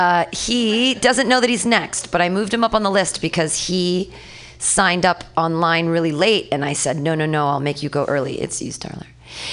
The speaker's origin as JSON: {"language": "English", "region": "Missouri", "country": "United States", "said": "like, I'm from Missouri, so kids before an orgasm, that makes sense too."}